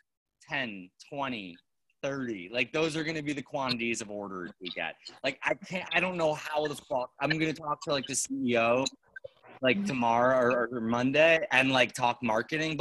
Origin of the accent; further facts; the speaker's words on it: New York, United States; I'm a fucking New Yorker. Like I'm born and raised in New York.